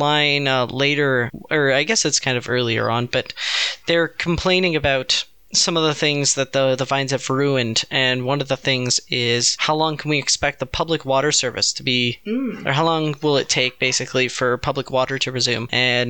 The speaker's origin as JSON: {"language": "English", "country": "United States", "said": "It's my right as an American."}